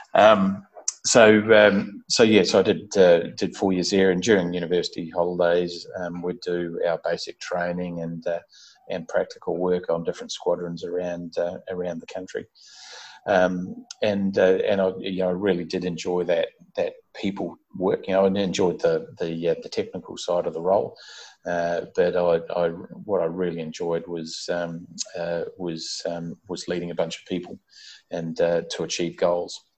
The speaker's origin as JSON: {"language": "English", "region": "Auckland", "country": "New Zealand", "tie": "born or raised there", "said": "I was brought up in Auckland in New Zealand, so I'm a Kiwi. Um, and uh, my first 18 years of life was uh, was in Auckland."}